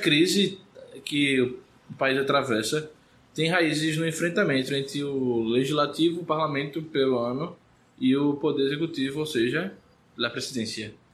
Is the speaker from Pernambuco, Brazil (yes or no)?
yes; Recife, Pernambuco, Brazil; eu não vim do interior. A não ser que você considere Recife a, a capital mais interiorana do Brasil.